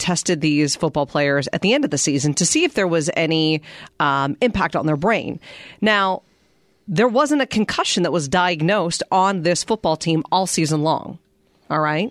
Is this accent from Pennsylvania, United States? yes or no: yes; Western Pennsylvania, United States; I grew up in Western Pennsylvania.